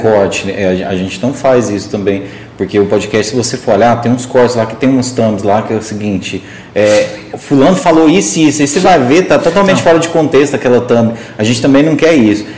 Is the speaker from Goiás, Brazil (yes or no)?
yes; Morrinhos, Goiás, Brazil; eu nasci em Morrinhos aqui do lado